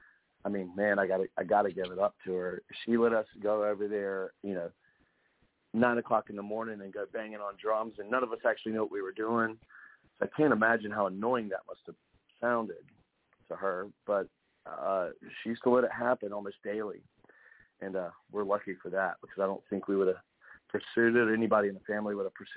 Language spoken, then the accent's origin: English; Wilmington, North Carolina, United States; That's right. Wilmington, North Carolina.